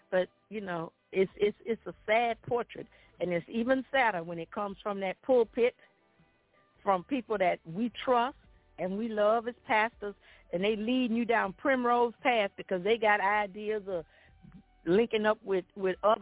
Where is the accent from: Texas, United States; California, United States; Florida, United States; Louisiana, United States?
Louisiana, United States; Baton Rouge; I was raised in South Baton Rouge, and I was a majorette in high school